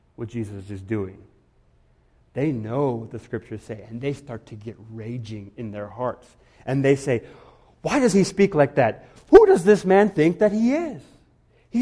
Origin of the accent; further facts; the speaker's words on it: Guatemala; moved away; I grew up in Guatemala